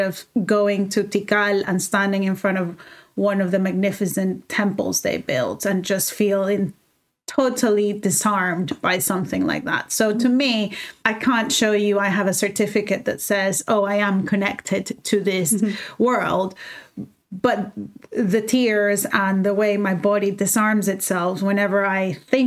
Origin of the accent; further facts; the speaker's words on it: El Salvador; moved away as an adult; now in London, United Kingdom; I grew up in El Salvador for 18 years and then I left